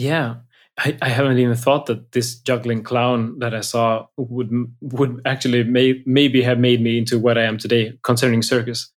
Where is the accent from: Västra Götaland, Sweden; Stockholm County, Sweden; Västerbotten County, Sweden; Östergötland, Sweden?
Västra Götaland, Sweden; outside of Gothenburg; I grew up outside of Gothenburg.